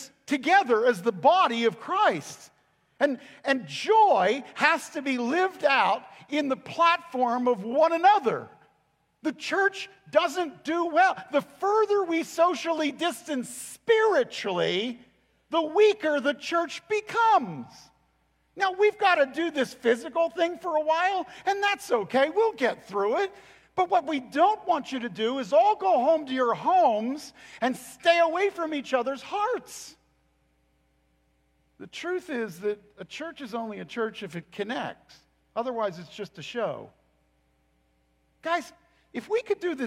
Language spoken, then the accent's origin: English; United States; I am an American